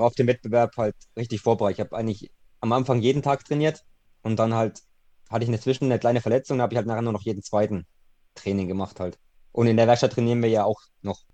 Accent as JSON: {"language": "German", "region": "Thuringia", "country": "Germany", "said": "bei uns in Thüringen"}